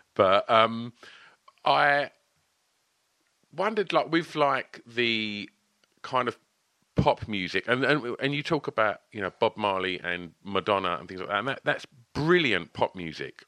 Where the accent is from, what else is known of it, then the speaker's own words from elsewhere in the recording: Basildon, East of England, United Kingdom; they're my hometown band. They're uh, they're from where I'm from.